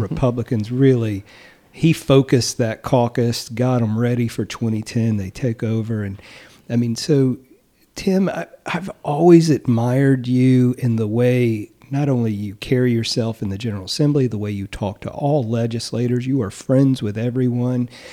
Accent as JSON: {"language": "English", "region": "Eastern North Carolina", "country": "United States", "said": "I'm from Eastern North Carolina"}